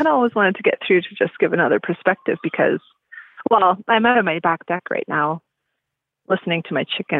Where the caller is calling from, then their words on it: Canada; I'm calling from Canada.